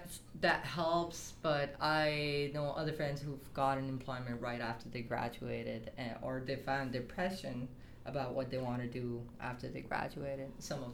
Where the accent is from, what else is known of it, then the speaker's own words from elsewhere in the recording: Saudi Arabia; also born or lived in Dubai, United Arab Emirates; now in Canada; So I was born and raised in Saudi Arabia and Dubai, so Middle East, but my heritage is originally from Pakistan.